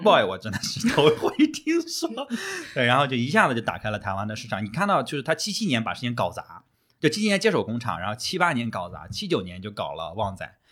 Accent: Shandong, China; 我们山东人就是吃的就比嗯。较 能有吃酱的那种风味，就比较少那个甜咸混搭

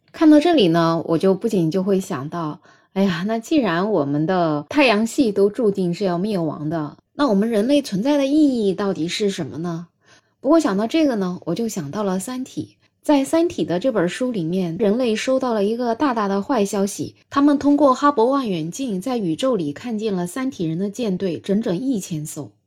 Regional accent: China; 我们中国人

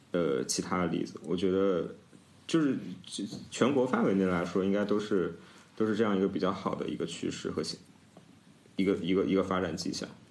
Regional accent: Nanjing, Jiangsu, China; 因为我是南京人嘛

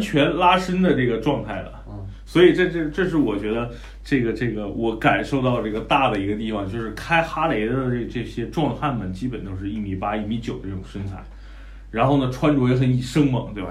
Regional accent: Northeast China, China; moved away; also born or lived in Hangzhou / Shanghai; 我是在杭州、上海工作过，然后我也是在东北长大的

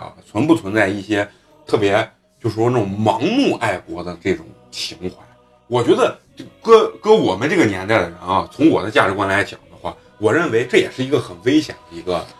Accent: Malaysia; 我们马来西亚人呢有自己的这个呃，就是说呃处世之道

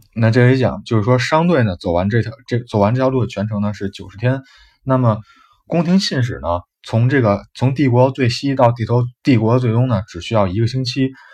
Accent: China; 就是我们的中国

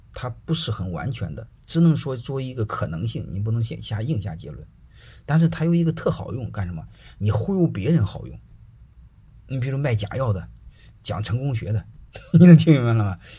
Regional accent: Zhumadian, Henan, China; moved away as an adult; now in Shandong, China; 我现在，户口是山东人，但是我，我出生在河南，我在河南长大的，好吧，住，住满店长大的

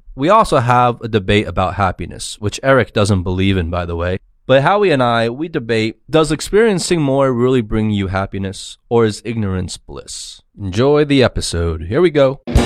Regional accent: New Jersey, United States; moved away; two guys I grew up with in Jersey

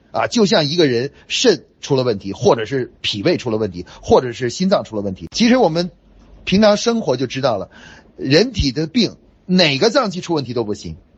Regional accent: China; 我们中国人说

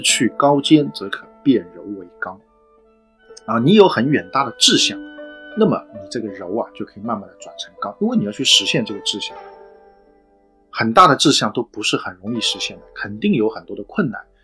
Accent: China; 可能我们中国人只能去感受

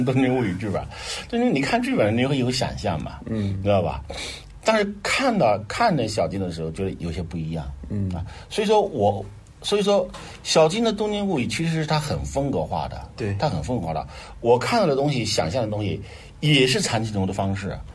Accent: Nanjing, Jiangsu, China; moved away; 在老家，在我南京的老家

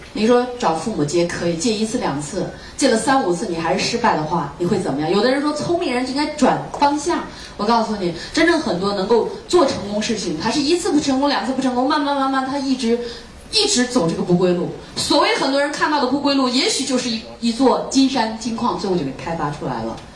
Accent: China; 我作为一个中国人

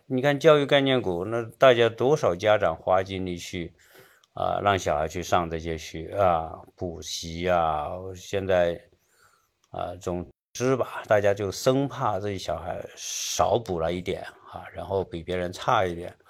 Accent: China; also born or lived in Seattle, United States; now in United States; 我们中国人对教育的重视程度

